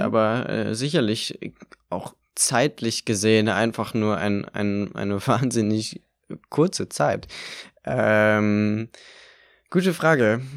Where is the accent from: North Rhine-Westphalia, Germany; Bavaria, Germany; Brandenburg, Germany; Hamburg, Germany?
Brandenburg, Germany; Eichwalde; also born or lived in Berlin; Ich bin zwar in Eichwalde aufgewachsen